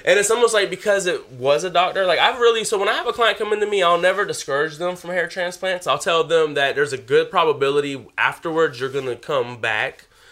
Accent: South Carolina, United States; I'm from South Carolina. Everything's flat

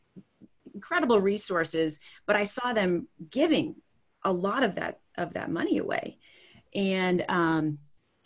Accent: Midwest, United States; as a child from growing up in the Midwest

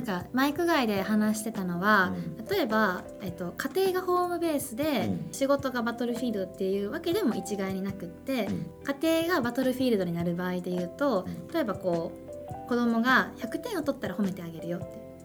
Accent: Kansai, Japan; moved away as an adult; たまたま私関西から来てるんで、うん、関西組で

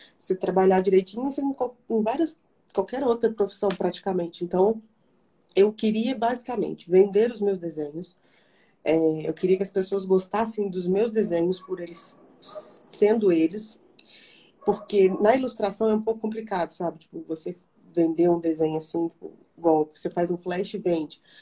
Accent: Barbacena, Minas Gerais, Brazil; moved away; em Barbacena, que, né, de onde eu sou

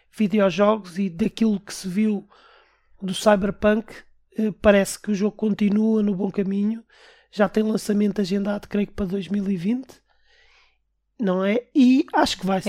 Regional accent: Portugal; Nós somos portugueses

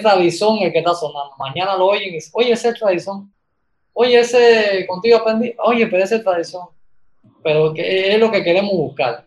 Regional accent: Camagüey, Cuba; moved away as an adult; now in Tabasco, Mexico; vengo de Cuba, a Camagüey, de la provincia de Camagüey

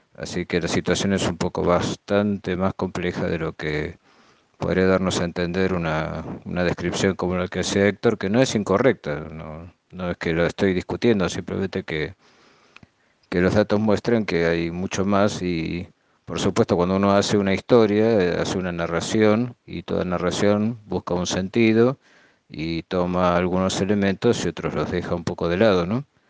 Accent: Argentina; yo viví en parte todo ese proceso en mi país, en Argentina

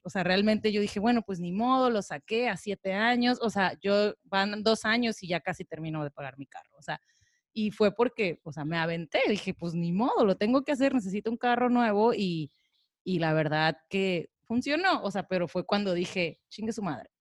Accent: Tijuana, Baja California, Mexico; now in Cabo San Lucas, Mexico; yo vengo de Tijuana

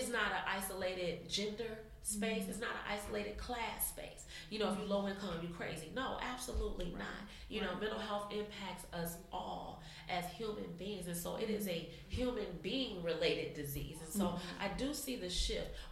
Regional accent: Inglewood, California, United States; a girl growing up in Inglewood

